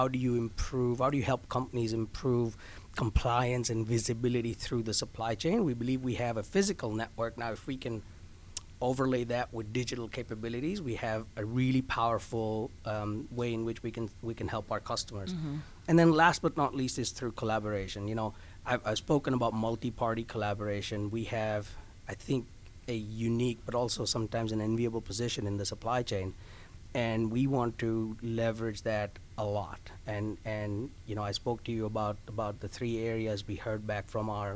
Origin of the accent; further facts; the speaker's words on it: India; also born or lived in Carolina; now in Orlando, United States; I'm from India. I grew mm-hmm. up there. I was born there